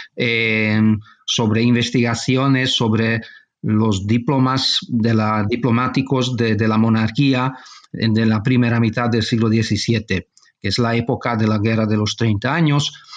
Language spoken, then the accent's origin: Spanish; Budapest, Hungary; also born or lived in Barcelona, Spain; yo eh, nací en España, en Barcelona. Mi padre es, eh, es español, eh, mejor decir catalán, eh, y, pero yo cuando era niño mis padres eh, marcharon a vivir a Hungría y toda mi formación tuvo lugar en, Hungría, en Budapest